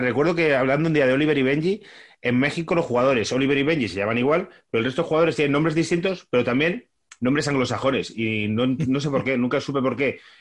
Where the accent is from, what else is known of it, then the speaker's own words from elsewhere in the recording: Móstoles, Community of Madrid, Spain; yo soy de Móstoles